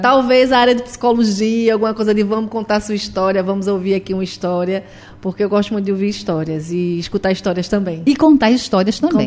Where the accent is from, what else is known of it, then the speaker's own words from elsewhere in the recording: Recife, Pernambuco, Brazil; Essa aqui é a minha casa também, é a minha terra